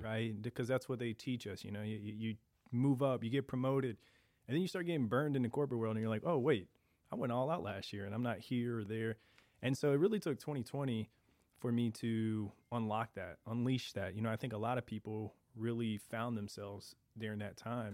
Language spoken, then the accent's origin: English; St. Louis, Missouri, United States; born and raised in South City